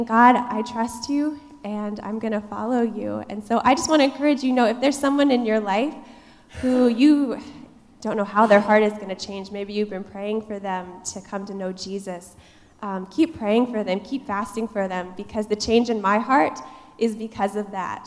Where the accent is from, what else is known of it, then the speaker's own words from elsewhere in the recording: Iowa, United States; moved away; I was born and raised in Iowa. The Midwest is my home, and that's just how it is